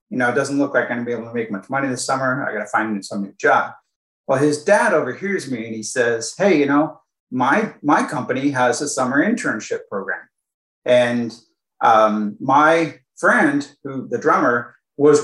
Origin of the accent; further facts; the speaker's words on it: Silicon Valley, California, United States; I grew up in Silicon Valley, by the way, so it was kind of like easy to get an electronics job. That's kind of like all there was here